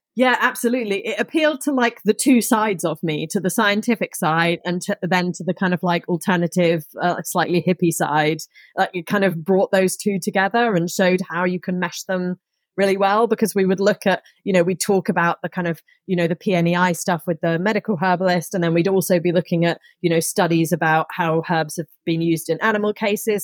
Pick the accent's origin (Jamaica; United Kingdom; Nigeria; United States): United Kingdom; Somerset, South West England; also born or lived in Surrey; I grew up in Somerset, which is in the southwest of England